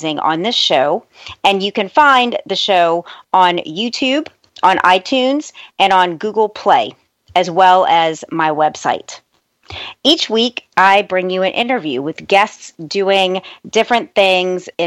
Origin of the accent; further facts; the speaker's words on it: New Orleans, Louisiana, United States; also born or lived in Los Angeles / Baton Rouge; New Orleans, my hometown, where I am today